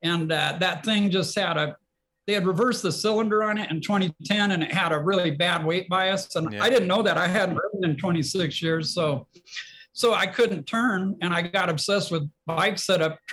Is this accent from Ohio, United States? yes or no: no; Flagstaff, Arizona, United States; moved away; also born or lived in Pacific Northwest; And I grew up in Flagstaff, Arizona, and racing dirt bikes.